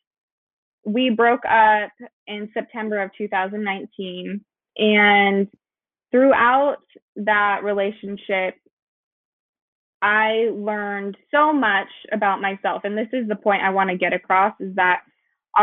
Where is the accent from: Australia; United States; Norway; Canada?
United States; Idaho; moved away as an adult; now in Texas, United States; I'm actually from Idaho, so that's where I was born. We moved to Texas